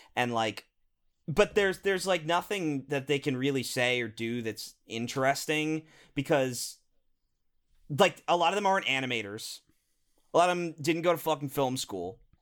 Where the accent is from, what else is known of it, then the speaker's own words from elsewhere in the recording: United States; we're American